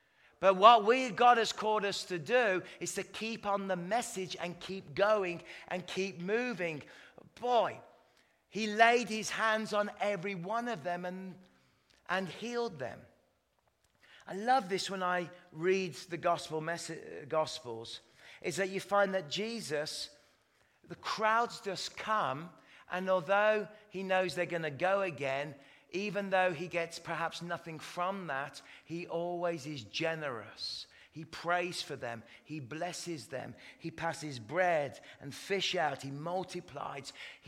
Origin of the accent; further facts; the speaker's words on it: Canada; I'm actually Canadian, but this is my put my English accent on.